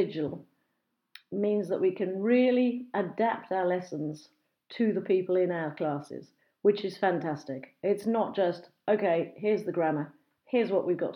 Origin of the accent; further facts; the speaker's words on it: Brighton and Hove, South East England, United Kingdom; accent: BBC English / home counties; I was born and bred in a small village just outside of Brighton, which has now become Brighton and Hove, a seaside resort on the southeast coast of England